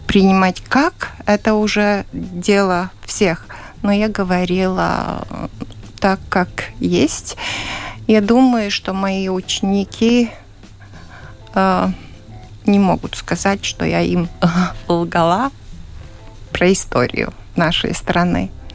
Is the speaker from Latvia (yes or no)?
yes; Ledurga, Latvia; Я родилась в Ледурге и живу сейчас в доме, который построил мой дедушка.